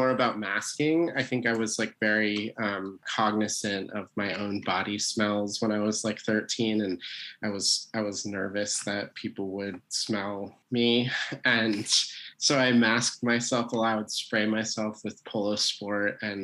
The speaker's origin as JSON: {"language": "English", "region": "Vermont", "country": "United States", "tie": "born or raised there", "said": "I grew up in Vermont in a very rural place near the Canadian border"}